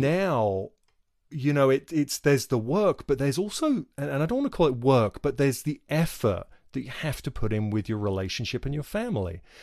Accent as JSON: {"language": "English", "region": "England", "country": "United Kingdom", "moved": "as an adult", "said": "I come from England, where we had free healthcare"}